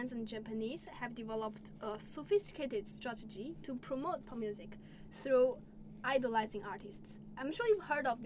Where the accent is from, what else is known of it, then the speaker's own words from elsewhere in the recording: China; moved away; also born or lived in Leeds; I come from China